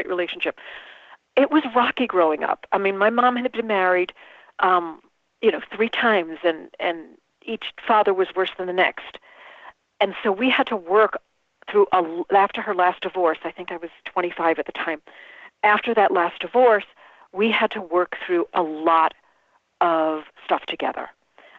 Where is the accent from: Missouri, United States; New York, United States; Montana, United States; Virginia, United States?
New York, United States; we grew up in New York